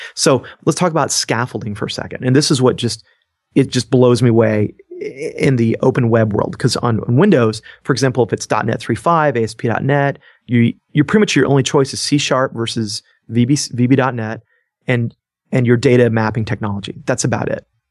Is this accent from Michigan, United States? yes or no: no; Georgia, United States; I'm from Georgia and there's hospitality in my roots